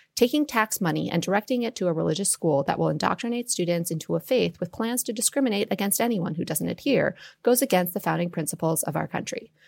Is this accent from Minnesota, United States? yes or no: yes; Minnesota, United States; I grew up in Minnesota